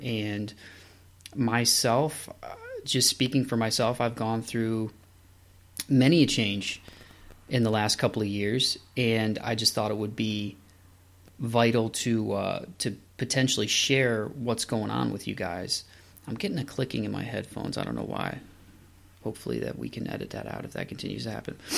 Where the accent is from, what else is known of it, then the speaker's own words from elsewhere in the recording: Toledo, Ohio, United States; moved away as an adult; also born or lived in Southeast Michigan; Toledo, Ohio is my hometown